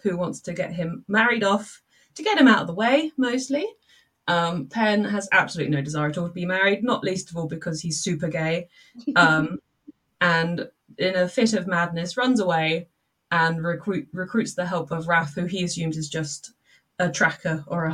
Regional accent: Milton Keynes, South East England, United Kingdom; I come from Milton Keynes

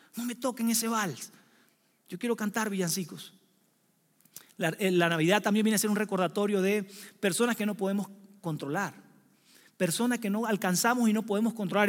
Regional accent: Venezuela; now in Mexico City, Mexico; soy venezolano

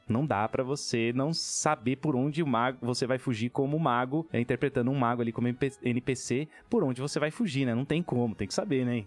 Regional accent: Minas Gerais, Brazil; lá da terra que eu venho, lá de Minas Gerais

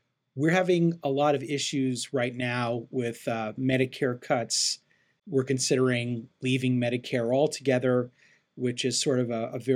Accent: Chicago, Illinois, United States; moved away as an adult; also born or lived in Cleveland, Ohio / Phoenix, Arizona; now in Los Angeles, United States; I grew up in Chicago, and I live right now in Los Angeles, California

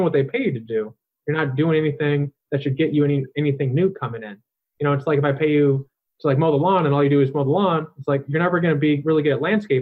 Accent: Chicago, Illinois, United States; I'm from Chicago, which it's just all industry, it's like all concrete

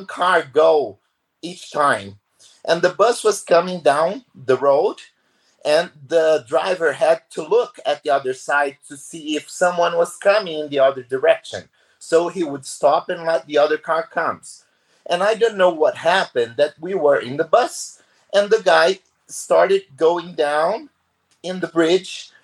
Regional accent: Brazil; I come and here from Brazil

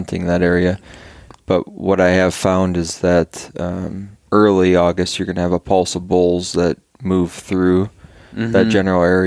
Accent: central Wisconsin, United States; moved away as an adult; I grew up in central Wisconsin

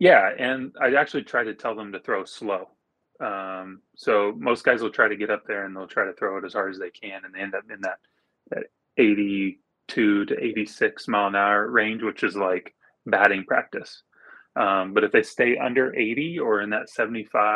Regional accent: Oklahoma, United States; I grew up in Oklahoma. I still live in Oklahoma

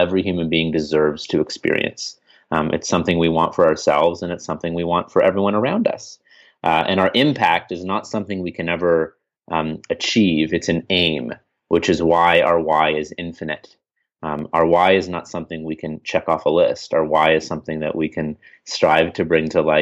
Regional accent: Canada; I'm from Canada, eh?

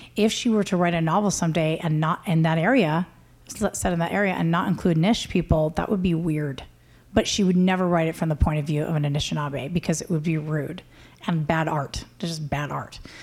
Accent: United States; I'm Native American.

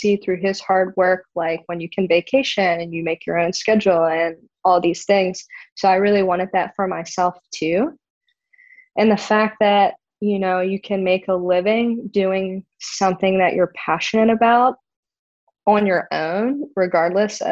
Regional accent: Maryland, United States; moved away; I'm originally from Maryland

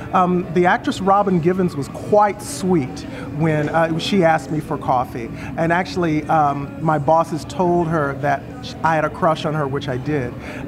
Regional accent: Fort Wayne, Indiana, United States; also born or lived in Brooklyn, New York; now in Monroe, United States; Originally, I'm from Fort Wayne, Indiana. Born and raised, I've lived most of my life in Brooklyn, New York. Was there for about 27 years and then moved down to Monroe, North Carolina about 8 years ago.

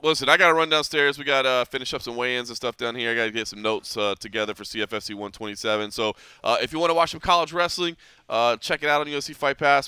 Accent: Dallas, Texas, United States; now in Las Vegas, United States; I grew up in Dallas.

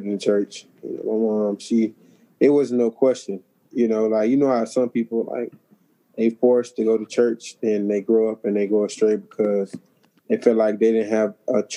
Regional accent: Montgomery, Alabama, United States; moved away as an adult; now in Jacksonville, United States; I'm from Montgomery, Alabama, born and raised

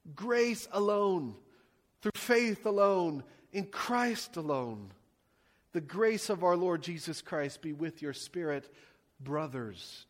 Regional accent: United States; I love being an American

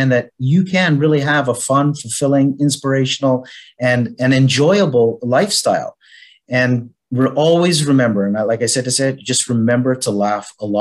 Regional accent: Canada; now in Malta; as you can hear with my accent, I'm originally from Canada. Was born in Canada. Yet I've been living for the last 42 years. On the island of Malta

